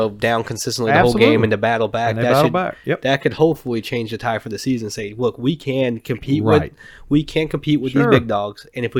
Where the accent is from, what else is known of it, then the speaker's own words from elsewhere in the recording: Arkansas, United States; I'm from Arkansas.